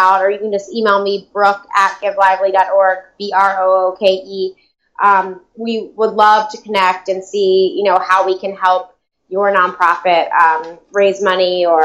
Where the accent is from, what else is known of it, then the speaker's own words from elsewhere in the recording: the South, United States; now in New York, United States; I'm a transplant from the South